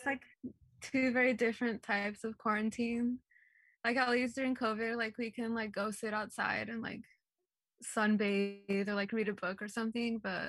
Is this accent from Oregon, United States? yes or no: no; Mendocino County, California, United States; Especially for Mendocino, because it already is like a hot spot for wildfires, and it's like my hometown. Like, I live here right now